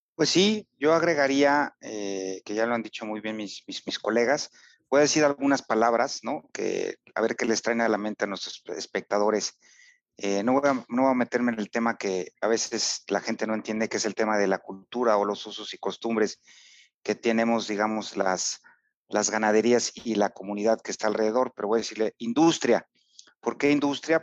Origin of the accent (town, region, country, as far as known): Tlaxcala, Mexico